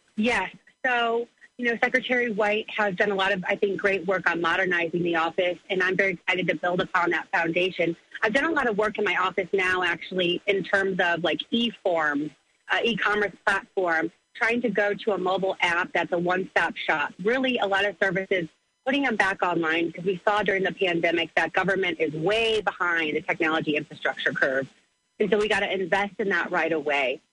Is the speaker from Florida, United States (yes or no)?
no; Granite City, Illinois, United States; I grew up in Granite City.